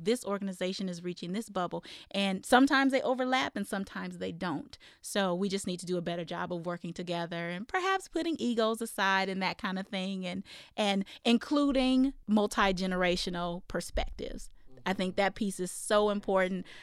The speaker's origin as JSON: {"language": "English", "region": "Iowa", "country": "United States", "tie": "born or raised there", "moved": "yes", "lives_now": "Arizona, United States", "said": "I grew up in Iowa"}